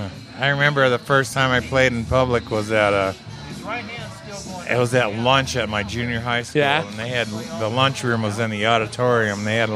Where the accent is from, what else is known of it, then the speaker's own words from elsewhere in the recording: Ann Arbor, Michigan, United States; also born or lived in Phoenix, Arizona; now in Prescott, United States; I grew up in Ann Arbor, and that's where the University of Michigan is